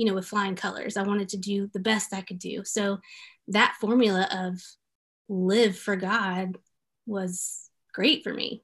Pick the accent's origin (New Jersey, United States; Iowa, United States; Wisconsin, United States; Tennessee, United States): Tennessee, United States; Memphis; moved away; I grew up in Memphis, Tennessee